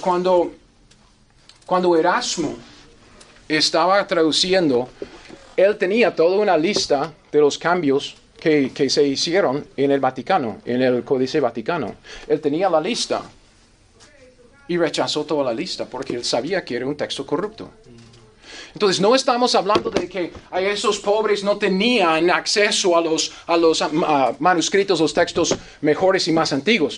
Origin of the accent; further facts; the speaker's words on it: United States; Spanish is a second language; moved away; Yo como gringo